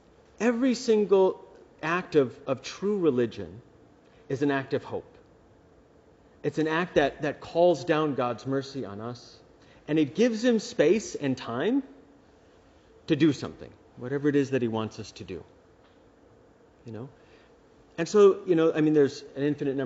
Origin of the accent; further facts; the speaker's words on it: United States; I'm an American.